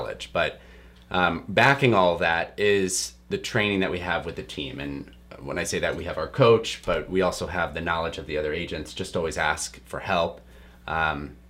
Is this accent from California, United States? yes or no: no; outside of Pittsburgh, Pennsylvania, United States; moved away as an adult; I grew up outside of Pittsburgh.